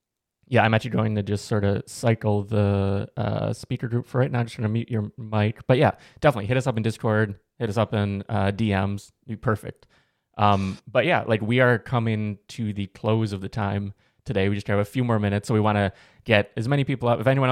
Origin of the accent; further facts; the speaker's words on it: Chicago, Illinois, United States; I'm from Chicago, so Midwest in the U.S.